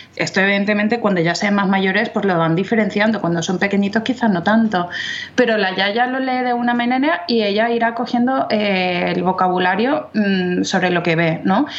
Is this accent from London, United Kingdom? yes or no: yes; London, United Kingdom; Spanish is a second language; moved away as an adult; also born or lived in Oviedo, Spain; now in Valencia, Spain; yo soy inglesa, de nacimiento y de crianza. Eh, vivía en Londres em, con mis padres